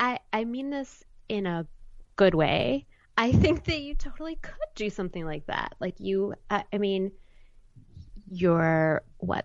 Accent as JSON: {"language": "English", "town": "Highland Park", "region": "Illinois", "country": "United States", "tie": "born or raised there", "also_born_or_lived": "Evanston, Illinois", "moved": "yes", "lives_now": "New York City, United States", "said": "I was born in Evanston, which is a sort of small city right outside of Chicago. Yeah. And then raised on the North Shore"}